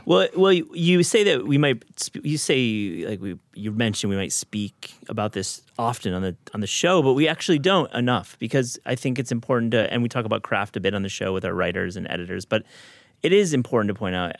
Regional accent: Michigan, United States; I grew up in Michigan as well

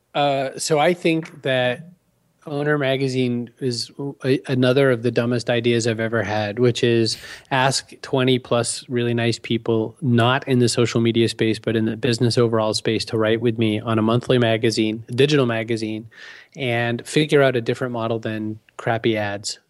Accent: Maine, United States; moved away; I said, "Maine originally."

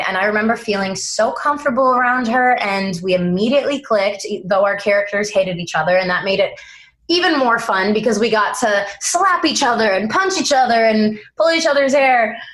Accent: East Coast, United States; moved away; we're both from the East Coast

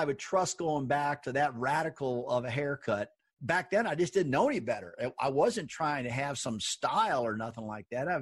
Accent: St. Louis, Missouri, United States; now in North Carolina, United States; I grew up in St. Louis.

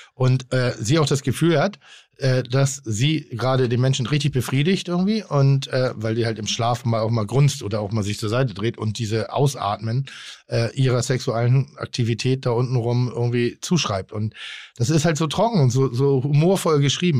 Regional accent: Schleswig-Holstein, Germany; now in Hamburg, Germany; Ich bin in Schleswig-Holstein groß geworden.

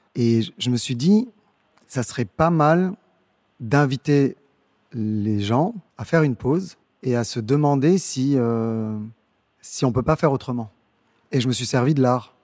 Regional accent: Dakar, Senegal; moved away; Je suis né à Dakar, je suis sociologue de formation et je suis revenu euh, dans mon pays d'origine il y a une petite, une grande dizaine d'années

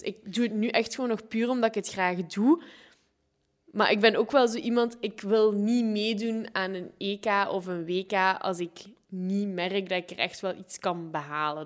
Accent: Sint-Truiden, Flanders, Belgium; moved away; also born or lived in Ghent / Zwolle; Ik ben geboren in Sint-Truiden

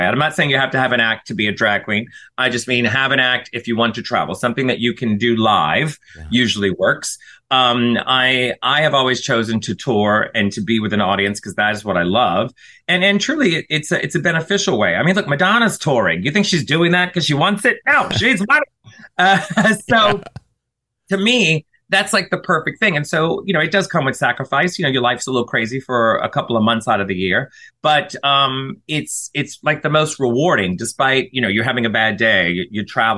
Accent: the South, United States; I'm from the South

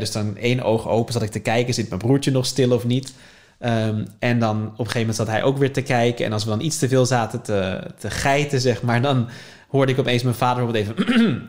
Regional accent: Leiden, South Holland, Netherlands; born or raised there

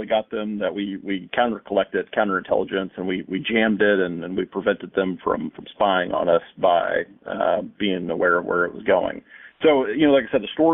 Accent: Missouri, United States; my home state of Missouri

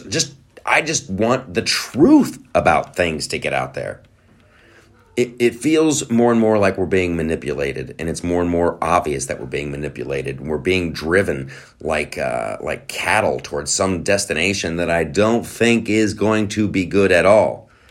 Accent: United States; I'm American

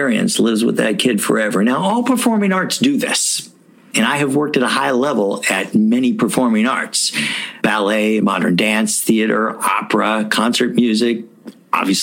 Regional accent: Louisville, Kentucky, United States; my hometown of Louisville, Kentucky

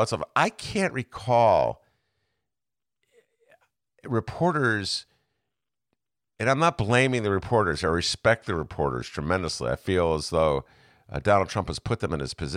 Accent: Evanston, Illinois, United States; I was a lad growing up in Evanston

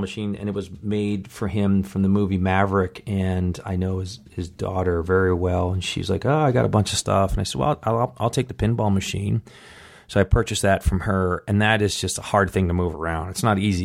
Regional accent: Buffalo, New York, United States; moved away; I grew up in Buffalo, New York

